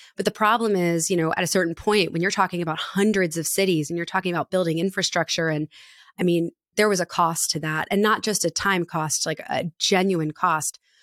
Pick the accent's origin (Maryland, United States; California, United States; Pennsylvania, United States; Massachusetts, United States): Maryland, United States; Annapolis; my hometown of Annapolis